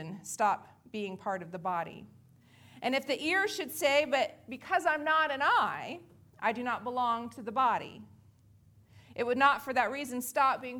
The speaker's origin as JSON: {"language": "English", "town": "San Diego", "region": "California", "country": "United States", "tie": "born or raised there", "moved": "yes", "said": "growing up in San Diego was great"}